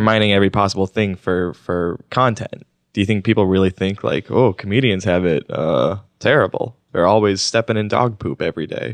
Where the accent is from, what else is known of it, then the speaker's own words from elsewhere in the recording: Oklahoma, United States; moved away; also born or lived in Washington, D.C.; I grew up in Oklahoma